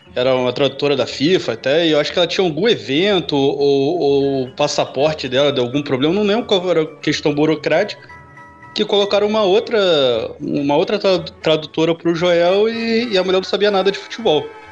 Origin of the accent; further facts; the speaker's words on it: Rio de Janeiro, Brazil; como carioca